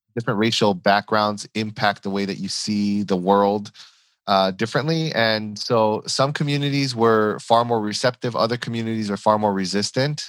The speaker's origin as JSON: {"language": "English", "country": "United States", "also_born_or_lived": "Chicago / Los Angeles", "said": "in my case from mm-hmm. chicago or los angeles"}